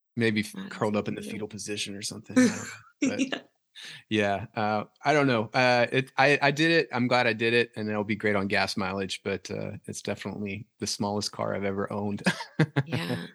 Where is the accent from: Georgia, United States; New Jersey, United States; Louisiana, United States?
Louisiana, United States; moved away as an adult; now in Nashville, United States; I am from Louisiana originally.